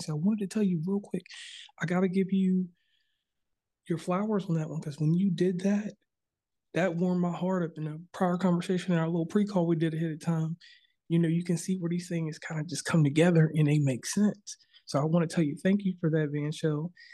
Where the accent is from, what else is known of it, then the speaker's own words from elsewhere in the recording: Virginia, United States; I'm from Virginia originally